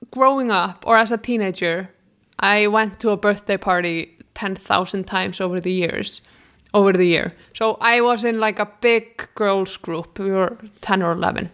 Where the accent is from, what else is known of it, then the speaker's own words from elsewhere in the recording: Iceland; moved away; I'm from Iceland